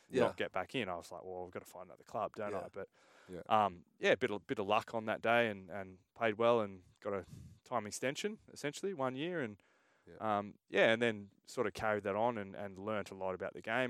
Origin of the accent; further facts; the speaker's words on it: Sydney, New South Wales, Australia; I grew up in Oakley, and my parents moved back to New Zealand